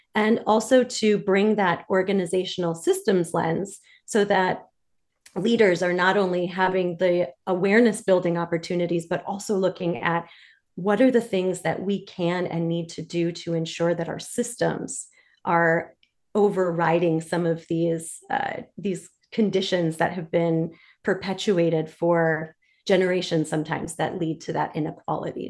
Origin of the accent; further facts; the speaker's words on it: Detroit, Michigan, United States; moved away as an adult; now in Washington, D.C., United States; I'm originally from Detroit, Michigan